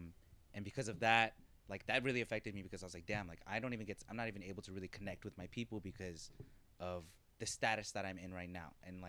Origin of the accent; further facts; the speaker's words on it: United States; Like, I'm American.